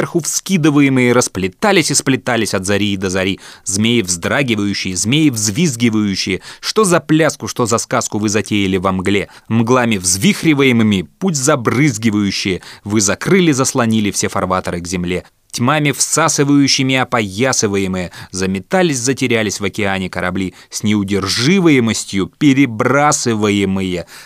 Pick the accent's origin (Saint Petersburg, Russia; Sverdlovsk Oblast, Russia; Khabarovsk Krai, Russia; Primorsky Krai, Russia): Sverdlovsk Oblast, Russia; Yekaterinburg; born there; also born or lived in Omsk / Moldova / Vladimir / Moscow; я родился в Свердловске, жил там лет до 5-6, между Свердловском и Омском. Потом переехал в Молдавию, все лето я проводил в Одессе или Крыму, потом во Владимире какое-то время жил и Москва.